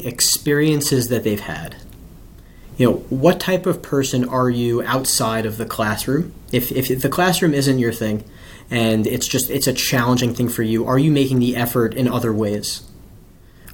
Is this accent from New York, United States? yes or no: yes; Bellmore, New York, United States; moved away as an adult; also born or lived in Los Angeles; now in Washington, D.C., United States; So I grew up in a town called Belmore